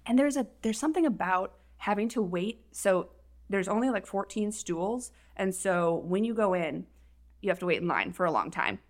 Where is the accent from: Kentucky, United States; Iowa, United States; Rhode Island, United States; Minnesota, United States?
Minnesota, United States; moved away; I'm originally from Minnesota